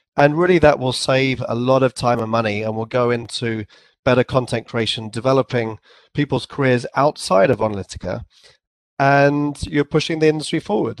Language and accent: English; England, United Kingdom; accent: English; I had my English accent, and I probably pronounced it too too formally, like a sort of a, an English accent